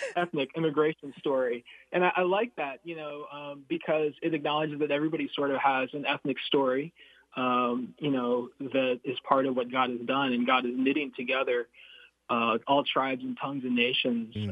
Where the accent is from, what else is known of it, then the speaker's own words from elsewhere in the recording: United States; So I'm Filipino American. my mm-hmm. parents mm-hmm. met and married in the Philippines, and uh, and then uh, I was born here